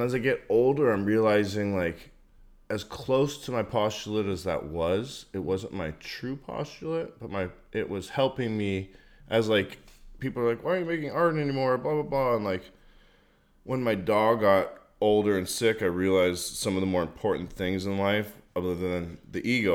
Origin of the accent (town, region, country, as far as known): Marin County, California, United States; born or raised there; also born or lived in San Francisco